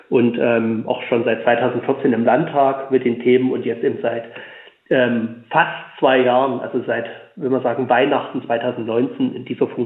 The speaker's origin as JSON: {"language": "German", "town": "Leipzig", "region": "Saxony", "country": "Germany", "tie": "born or raised there", "said": "ich komme aus Sachsen, ich bin gebürtiger Leipziger, lebe jetzt auf dem Land"}